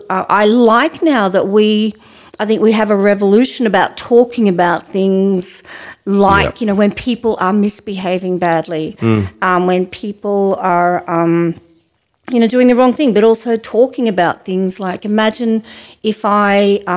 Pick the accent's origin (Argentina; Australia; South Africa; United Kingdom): Australia; Ouyen, Victoria; when I was growing up in Oyen, you know, I was called a tomboy